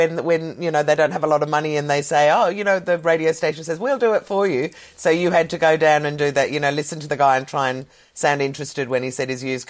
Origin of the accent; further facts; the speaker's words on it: Australia; moved away as an adult; also born or lived in London; as an Australian or a Kiwi